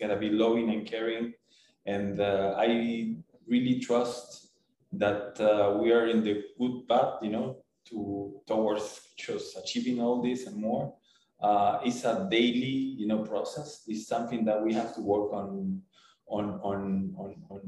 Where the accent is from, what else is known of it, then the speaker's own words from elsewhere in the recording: Buenos Aires, Argentina; moved away as an adult; now in Cancun, Mexico; you will always be from Buenos Aires or from Argentina, you know. They will always call you the Argentinian guy